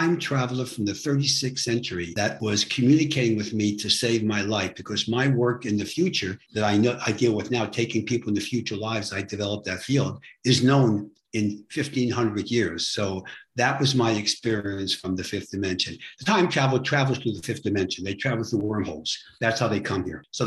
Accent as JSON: {"language": "English", "town": "New York City", "region": "New York", "country": "United States", "said": "I'm from New York City."}